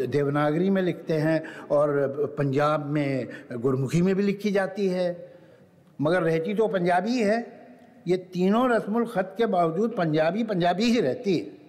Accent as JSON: {"language": "Hindi", "town": "Lucknow", "region": "Uttar Pradesh", "country": "India", "said": "मैं तो बेचारा सिर्फ लखनऊ का रहने वाला हूँ"}